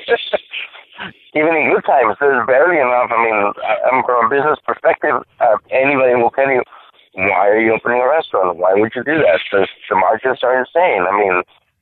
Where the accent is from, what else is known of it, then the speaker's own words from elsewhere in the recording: Monterrey, Nuevo León, Mexico; My hometown, Monterrey, Mexico